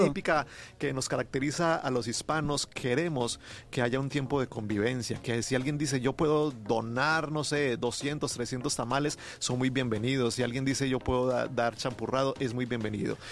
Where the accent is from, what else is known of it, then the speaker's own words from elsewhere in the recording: Colombia; moved away; Yo me considero un colombiano muy mexicano